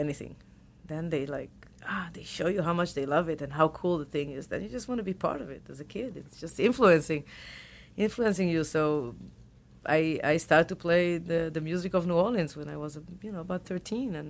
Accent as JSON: {"language": "English", "town": "Tel Aviv", "region": "Tel Aviv District", "country": "Israel", "tie": "born or raised there", "also_born_or_lived": "Boston", "accent": "Israeli", "second_language": "English", "moved": "as an adult", "said": "We grew up in Tel Aviv"}